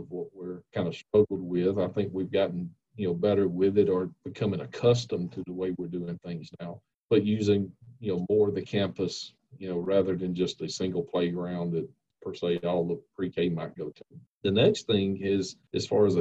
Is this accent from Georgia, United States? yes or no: yes; Monticello, Georgia, United States; I grew up in Monticello and Jasper County, you know, in the neighboring county here